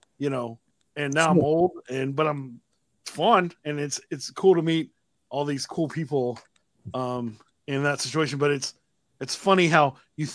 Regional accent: Austin, Texas, United States; I'm from Austin

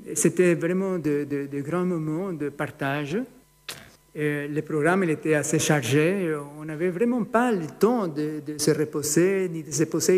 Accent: Ecuador; moved away; en Équateur, c'est mon pays d'origine

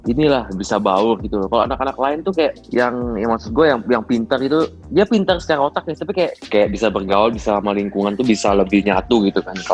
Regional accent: Bali, Indonesia; gua tuh pengen ngerasain hidup di luar kota selain Bali kan gua dari SMA eh, dari TK sampai SMA gua di Bali kan

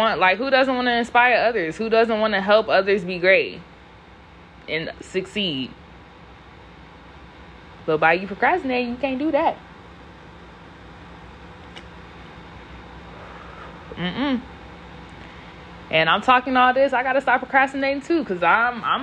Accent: California, United States; I'm from California

